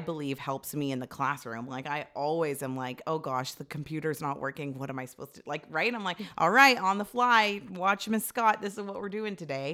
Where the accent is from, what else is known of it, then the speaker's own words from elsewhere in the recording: Toronto, Ontario, Canada; also born or lived in Ajax; I lived in Scarborough, like, near, I guess it was Toronto, but near our high school